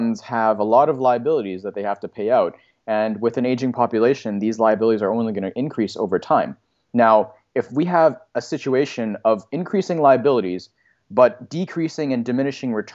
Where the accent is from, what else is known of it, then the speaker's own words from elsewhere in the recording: Canada; as a Canadian